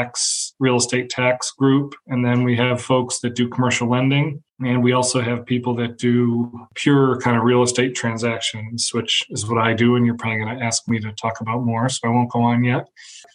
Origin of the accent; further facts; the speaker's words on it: Syracuse, New York, United States; also born or lived in Norwich, New York / North Carolina; I grew up in Syracuse, moved to a small town during high school in Norwich, a little bit southeast of Syracuse